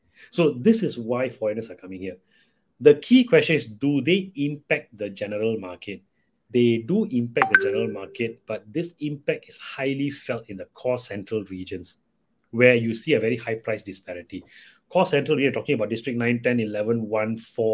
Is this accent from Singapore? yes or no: yes; Singapore; I myself cannot accept as a Singaporean